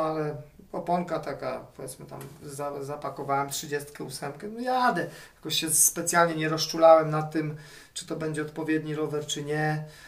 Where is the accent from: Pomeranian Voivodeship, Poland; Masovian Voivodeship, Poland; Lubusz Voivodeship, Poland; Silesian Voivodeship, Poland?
Pomeranian Voivodeship, Poland; Gdańsk; jestem z Trójmiasta, z Gdańska dokładnie